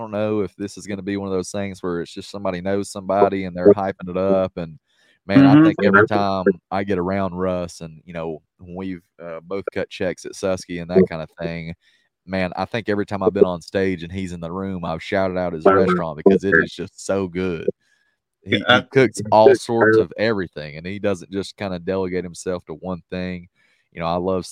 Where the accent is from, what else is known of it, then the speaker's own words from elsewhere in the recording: the South, United States; I'm from the South